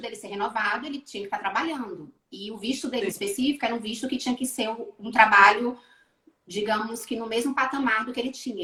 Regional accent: Bahia, Brazil; also born or lived in Rio de Janeiro, Brazil / Switzerland; now in Portugal; Eu saí da Bahia e fui para o Rio

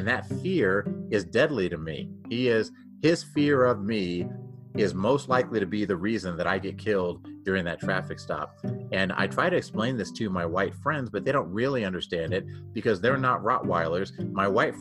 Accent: Texas, United States; moved away as an adult; now in Denver, United States; I grew up down in Texas, but I came here to Denver in 1991 to play for the Denver Broncos

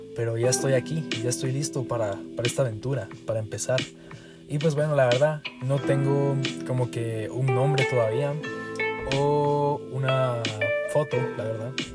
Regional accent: Guatemala; accent: Guatemalan; soy de Guatemala. Creo que se me nota en el acento, bastantito creo yo

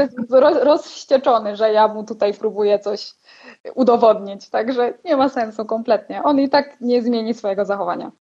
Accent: Poland; moved away as an adult; now in Erciş, Turkey; z Polski jestem

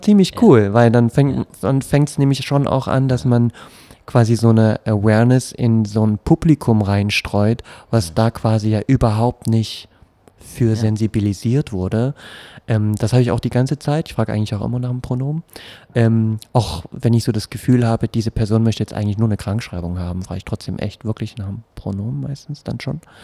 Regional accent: Berlin, Germany; also born or lived in Friedrichshain, Berlin; ich komme aus Pankow, ähm, jetzt aus Friedrichshain

